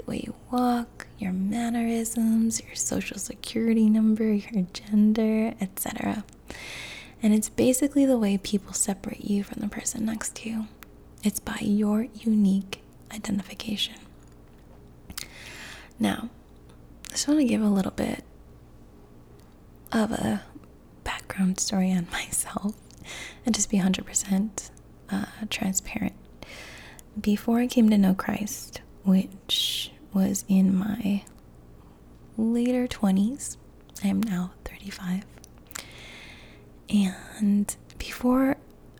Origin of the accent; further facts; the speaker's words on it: Chicago, Illinois, United States; Chicago, which is where I was born